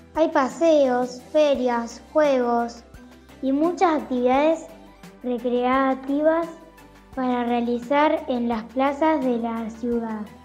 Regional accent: Venado Tuerto, Santa Fe, Argentina; mi querida provincia

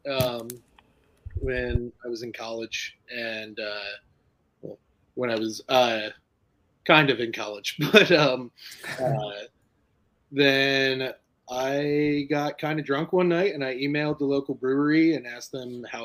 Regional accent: New Jersey, United States; also born or lived in Illinois; now in Asheville, United States; Um, I grew up in New Jersey, and then went to Illinois for a little bit, worked at a brewery there, and then ended up in North Carolina.

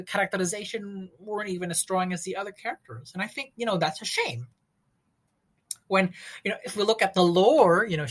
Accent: Indonesia; I'm from Indonesia.

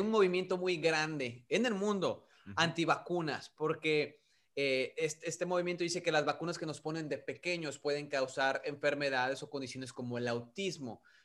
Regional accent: Mexico; now in United States; nacimos en México, que crecimos en México

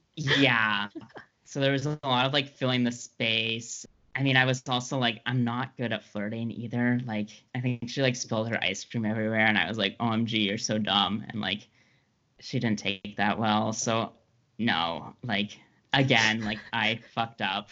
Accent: Ottawa, Ontario, Canada; I grew up in Ottawa

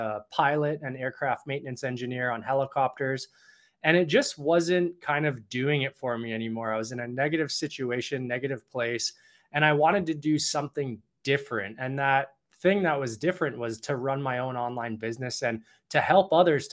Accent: Toronto, Ontario, Canada; now in Vancouver, Canada; I'm originally from Toronto

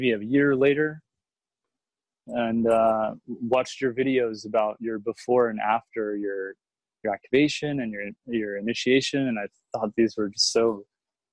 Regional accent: Houston, Texas, United States; moved away as an adult; also born or lived in Boston / New York; now in Austin, United States; I grew up in Houston. And when I was about 21, I moved to Boston

